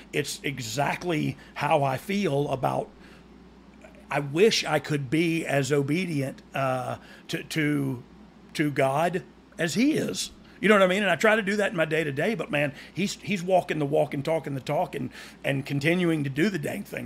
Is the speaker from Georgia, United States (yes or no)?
yes; Georgia, United States; I almost live in Alabama and I'm from Georgia